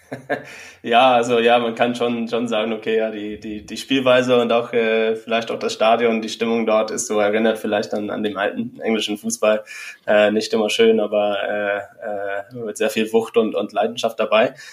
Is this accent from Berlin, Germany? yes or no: yes; Berlin, Germany; ich bin als Berliner